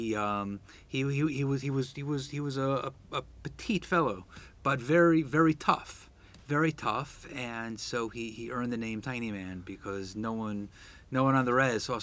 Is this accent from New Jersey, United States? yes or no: yes; Teaneck, New Jersey, United States; also born or lived in Washington, D.C.; I was born in Washington, D.C. Grew up at the age of four, moved to Teaneck, New Jersey.